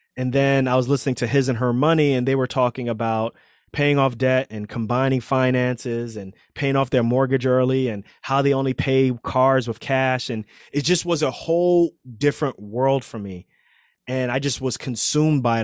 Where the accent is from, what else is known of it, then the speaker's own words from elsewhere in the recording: New York City, New York, United States; moved away as an adult; also born or lived in Pennsylvania; I grew up in Queens